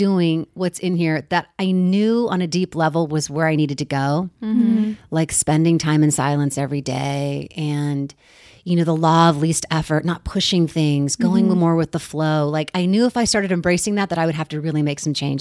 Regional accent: Bay Area, California, United States; growing up in the Bay Area next to San Francisco

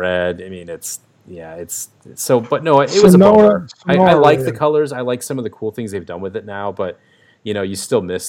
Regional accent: Arizona, United States; I'm from Arizona.

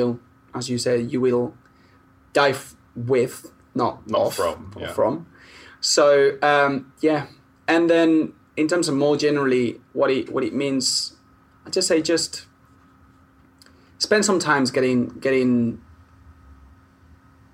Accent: Spain; now in United Kingdom; I'm Spanish

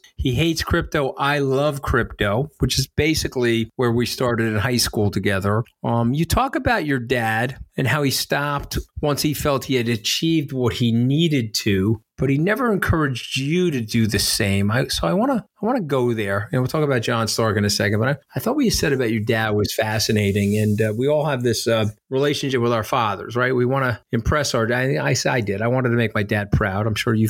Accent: Port Washington, New York, United States; I'm a North Shore baby. I grew up in Port Washington with your friend John Stark.

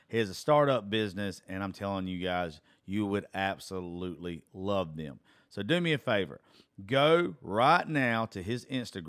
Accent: Georgia, United States; I'm dyslexic and from Georgia

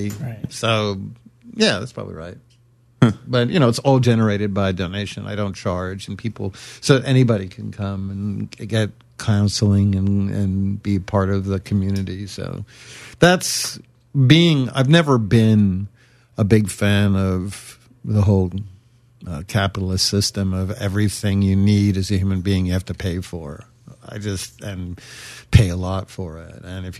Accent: Brooklyn, New York, United States; somebody says, "Are you American?" I'm like, "No, I'm from Brooklyn."

